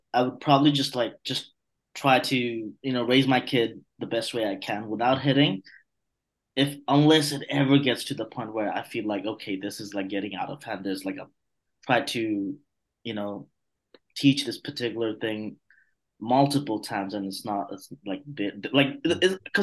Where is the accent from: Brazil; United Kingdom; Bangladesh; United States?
Bangladesh; moved away; I'm from Bangladesh.